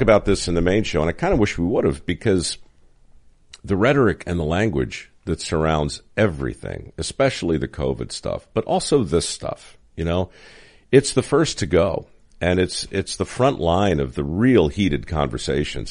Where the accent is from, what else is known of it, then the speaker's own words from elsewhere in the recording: Baltimore, Maryland, United States; moved away; I grew up in Baltimore